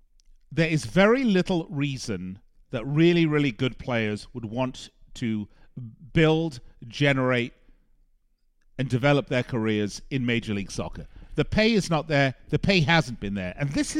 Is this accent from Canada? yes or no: no; England, United Kingdom; born there; Well, first of all, I was born in England, so I'm entitled to be a bit of a Euro snob when it comes to my sport.